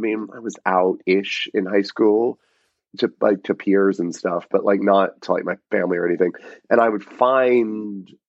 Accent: Rome, Georgia, United States; moved away; I grew up in Rome, Georgia, which is like 2 hours northwest of Atlanta.

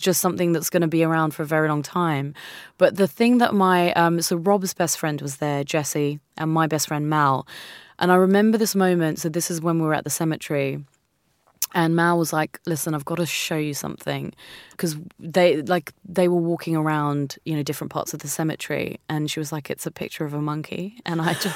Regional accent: India; moved away; also born or lived in New Zealand; I'm Indian. Um, mm. This is half of my home.

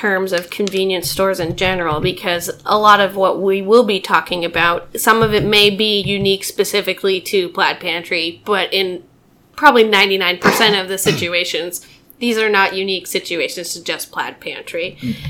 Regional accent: Montana, United States; moved away as an adult; now in Portland, United States; I'm actually originally from Montana, but I moved out

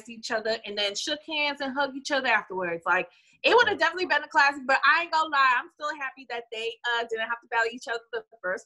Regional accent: West Coast, United States; I'm from the West

